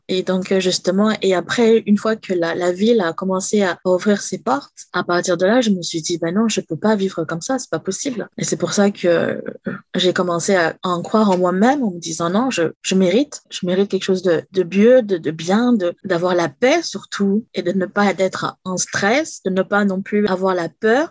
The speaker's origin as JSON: {"language": "French", "country": "France", "moved": "as an adult", "said": "je viens de la France"}